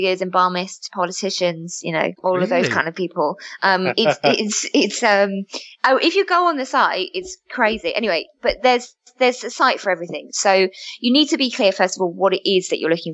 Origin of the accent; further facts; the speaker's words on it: London, United Kingdom; I'm from Southeast London and Brixton